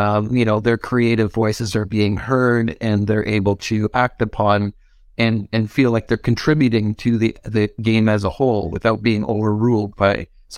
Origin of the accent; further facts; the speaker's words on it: Canada; So, being Canadian, I'm going to say offer beer as part of the kind of in compensation package